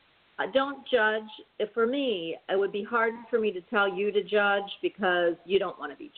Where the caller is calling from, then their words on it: Florida, United States; I'm calling from Florida